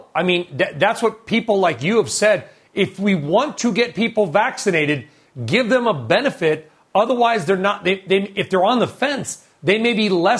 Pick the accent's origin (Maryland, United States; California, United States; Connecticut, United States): California, United States; Los Angeles; I was born 50 years ago yesterday in Los Angeles. Chris, I grew up in Los Angeles. I still have fondness for the area.